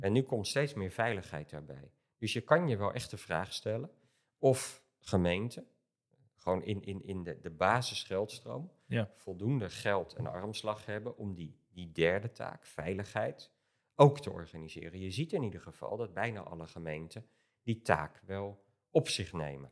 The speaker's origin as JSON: {"language": "Dutch", "town": "Rotterdam", "region": "South Holland", "country": "Netherlands", "said": "ik kom zelf uit Rotterdam"}